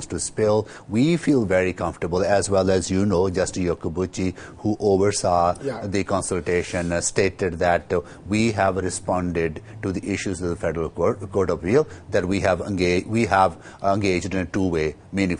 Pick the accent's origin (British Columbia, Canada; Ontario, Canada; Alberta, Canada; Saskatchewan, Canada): Alberta, Canada; Edmonton; I was in Edmonton, my hometown